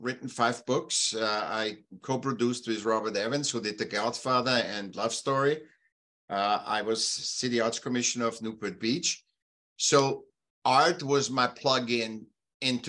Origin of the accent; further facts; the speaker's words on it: Vienna, Austria; now in California, United States; I was born in Vienna, Austria, and I was a sick child. And when I was about seven, they put me in school